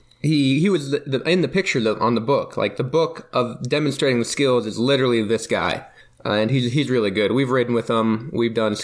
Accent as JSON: {"language": "English", "region": "Iowa", "country": "United States", "said": "I come from Iowa"}